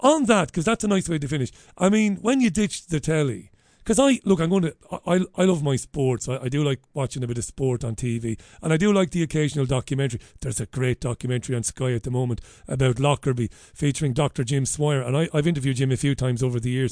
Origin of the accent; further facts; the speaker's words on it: Waterford, Munster, Ireland; I grew up in Ballybeig in Waterford in the seventies and early eighties